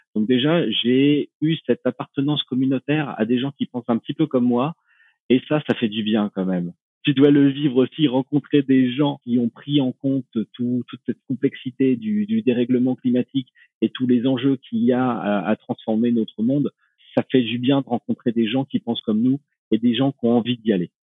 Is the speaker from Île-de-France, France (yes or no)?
no; Normandy, France; moved away as an adult; ma Normandie natale